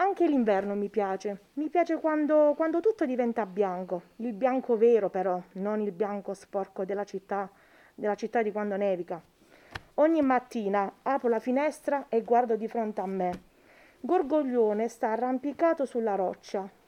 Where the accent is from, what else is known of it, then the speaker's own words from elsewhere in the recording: Matera, Basilicata, Italy; moved away as an adult; also born or lived in Milan; now in Cirigliano, Italy; io sono nata a Milano, ma quando ero piccola ci siamo trasferiti a Matera.